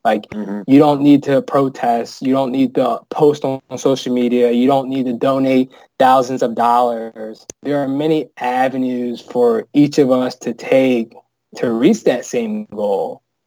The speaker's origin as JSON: {"language": "English", "country": "United States", "tie": "born or raised there", "lives_now": "Chicago, United States", "said": "a black male growing up in America"}